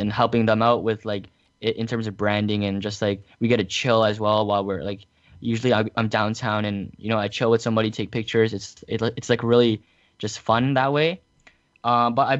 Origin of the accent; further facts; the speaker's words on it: Canada; I am from Canada.